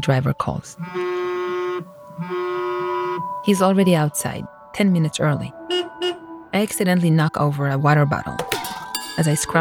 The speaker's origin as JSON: {"language": "English", "town": "Jerusalem", "region": "Jerusalem District", "country": "Israel", "tie": "born or raised there", "moved": "as an adult", "lives_now": "San Diego, United States", "said": "I was born there"}